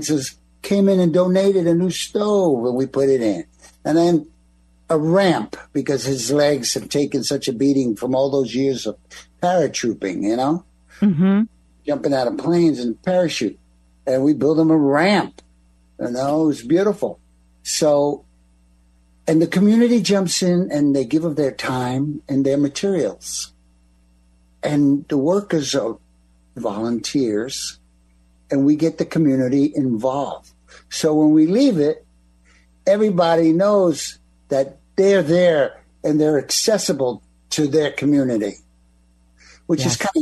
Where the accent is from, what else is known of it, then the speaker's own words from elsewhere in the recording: East Coast, United States; I'm from the East Coast